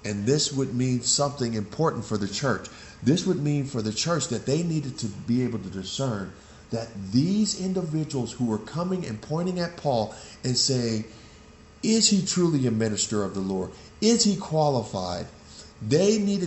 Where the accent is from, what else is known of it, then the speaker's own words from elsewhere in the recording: West Coast, United States; I grew up on the West Coast